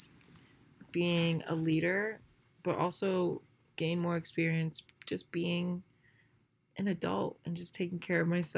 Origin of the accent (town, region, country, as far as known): Northern Virginia, United States; born or raised there